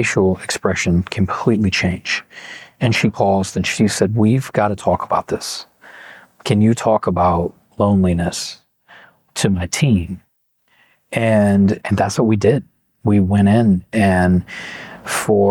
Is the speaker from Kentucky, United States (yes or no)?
yes; Kentucky, United States; I'm from Kentucky.